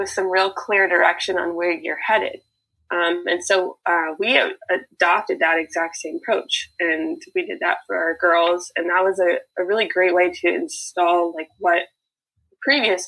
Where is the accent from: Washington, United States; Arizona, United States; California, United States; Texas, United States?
California, United States; Bay Area; I'm from the Bay Area in California